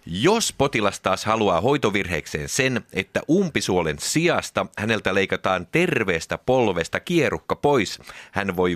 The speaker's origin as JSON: {"language": "Finnish", "town": "Hollola", "region": "Päijät-Häme", "country": "Finland", "said": "Ja meillä Hollolassa on tapana lausua palindromit myös takaperin."}